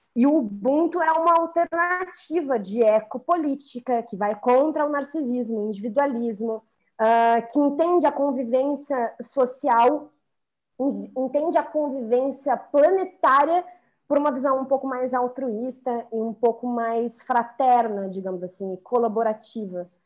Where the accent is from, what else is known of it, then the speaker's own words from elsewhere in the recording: Brazil; nós, como brasileiros